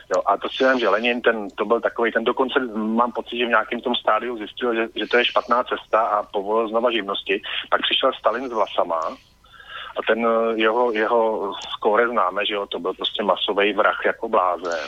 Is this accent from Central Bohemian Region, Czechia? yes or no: yes; a small village outside Prague, Central Bohemian Region, Czechia; já jsem vyrostl za Prahou v relativně malý vesnici, asi já nevím, 900 lidí